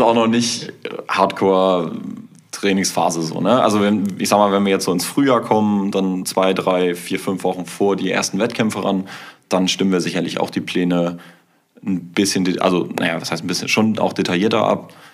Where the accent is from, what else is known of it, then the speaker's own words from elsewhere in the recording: Kiel, Schleswig-Holstein, Germany; ich komme aus Kiel